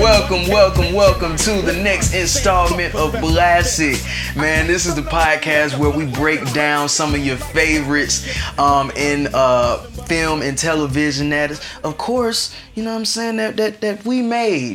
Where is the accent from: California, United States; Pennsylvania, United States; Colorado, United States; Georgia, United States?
Georgia, United States; Atlanta; we are niggas from Atlanta